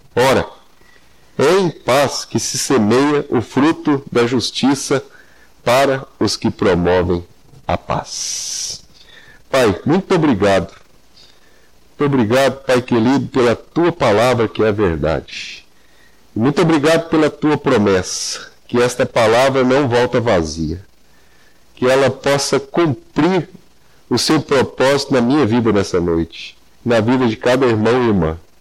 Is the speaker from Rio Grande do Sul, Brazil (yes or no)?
no; Anápolis, Goiás, Brazil; moved away as an adult; also born or lived in Campinas / Londrina / Curitiba; now in Paraná, Brazil; Fui criado em Anápolis